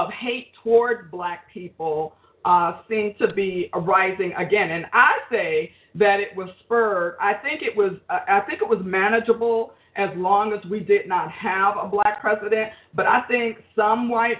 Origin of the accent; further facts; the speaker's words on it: Jersey City, New Jersey, United States; I grew up in Jersey City, New Jersey